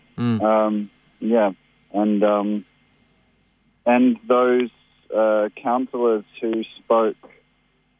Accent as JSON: {"language": "English", "town": "Sydney", "region": "New South Wales", "country": "Australia", "tie": "born or raised there", "also_born_or_lived": "Nimbin", "moved": "as an adult", "lives_now": "Lismore, Australia", "said": "I grew up in Sydney, actually, in Newtown"}